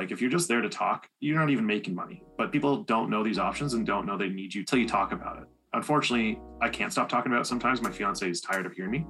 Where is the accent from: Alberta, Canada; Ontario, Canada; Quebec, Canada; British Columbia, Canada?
Ontario, Canada; Sarnia; moved away as an adult; now in London, Canada; So I'm living in London, Ontario, but I'm from Sarnia. Been here about 10 years now, almost 11.